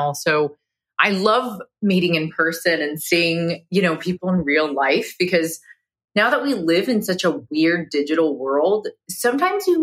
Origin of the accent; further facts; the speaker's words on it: Carlsbad, California, United States; growing up in Carlsbad, California in North County.